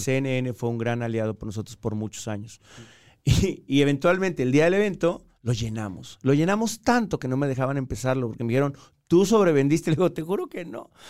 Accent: Mexico; moved away as an adult; also born or lived in Colombia; soy mexicano

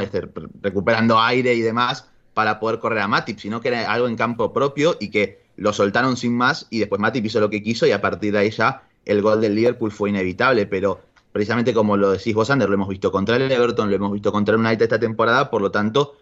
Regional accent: Argentina; como buen ciudadano argentino

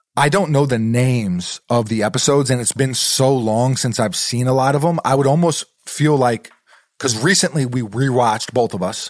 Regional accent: New York City, New York, United States; moved away; growing up in New York City, sneakers are a part of the culture there

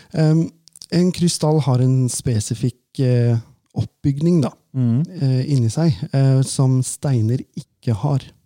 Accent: Valdres, Innlandet, Norway; når jeg vokste opp da, i Valdres

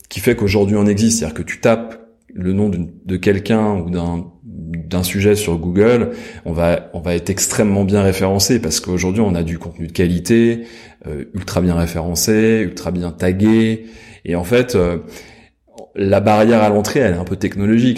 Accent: Versailles, Île-de-France, France; J'ai grandi à Versailles.

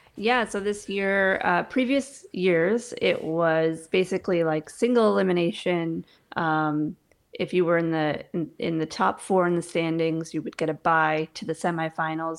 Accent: New York, United States; born or raised there; moved away as an adult; also born or lived in Colorado; now in Pensacola, Florida, United States

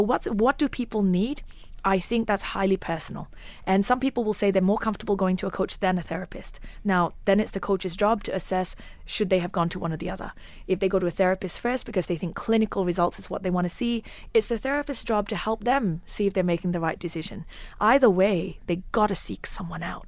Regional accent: Australia; moved away as an adult; now in United Arab Emirates; my home country of Australia. I lived there for nineteen years

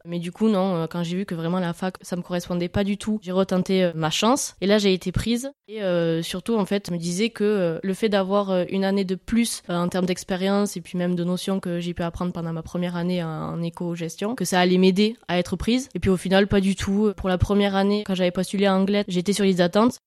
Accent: Hautes-Pyrénées, a small village near Tarbes, Occitania, France; je suis originaire des Hautes-Pyrénées, plus précisément d'un petit village à côté de Tarbes

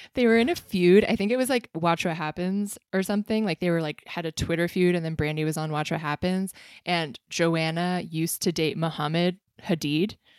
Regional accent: South Bay, California, United States; the South Bay, my home town, my home region.

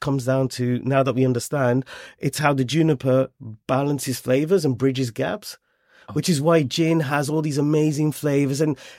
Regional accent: United Kingdom; we could talk about our journey as British Punjabi.

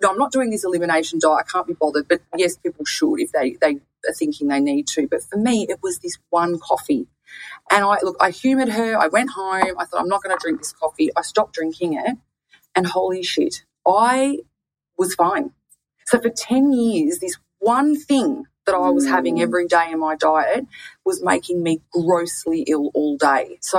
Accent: Bronx, New York, United States; I'm from the Bronx. I like to keep it real

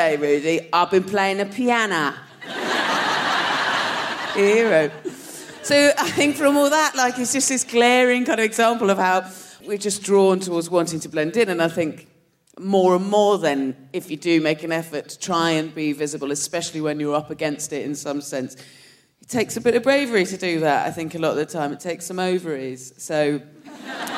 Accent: Dorset, South West England, United Kingdom; moved away; I'm from Dorset

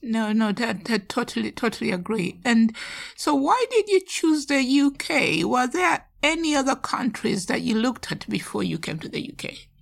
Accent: Nairobi, Kenya; now in United Kingdom; I was brought up in Nairobi, the city

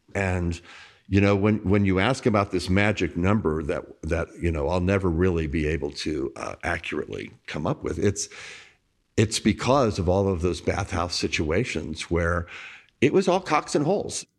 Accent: Bossier City, Louisiana, United States; also born or lived in New Orleans; I was a young, gay kid growing up in Bossier City, Louisiana

